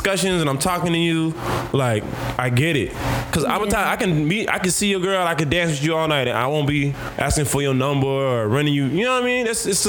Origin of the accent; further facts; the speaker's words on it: Jamaica; And me being Jamaican, not trying to, I'm trying to be a better version of me, not be in my homophobic, ignorant ways and be that Jamaican.